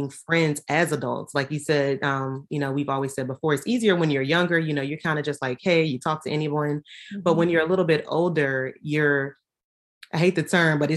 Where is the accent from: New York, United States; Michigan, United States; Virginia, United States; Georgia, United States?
Virginia, United States; Richmond; we are both from Richmond, Virginia